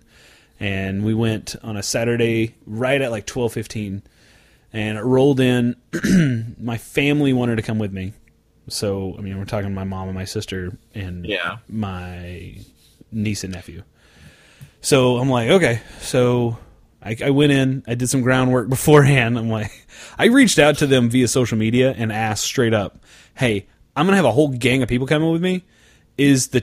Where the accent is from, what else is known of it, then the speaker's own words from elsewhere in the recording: south of Norman, Oklahoma, United States; straight from my hometown, south of Norman, to Tulsa